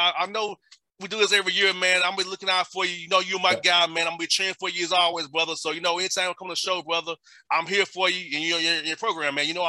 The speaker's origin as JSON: {"language": "English", "town": "Atlanta", "region": "Georgia", "country": "United States", "tie": "born or raised there", "said": "I could have done it at Georgia State in my hometown."}